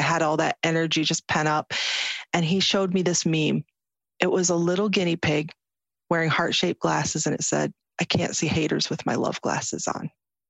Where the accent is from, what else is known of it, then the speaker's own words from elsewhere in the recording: United States; You can see how I'm dressed. I'm an American Muslim. I wear a headscarf.